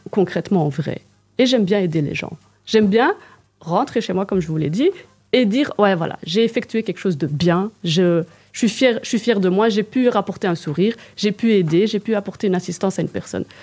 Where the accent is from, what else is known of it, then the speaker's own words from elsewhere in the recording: Liège, Wallonia, Belgium; accent: liégeois; parce que j'ai l'accent liégeois.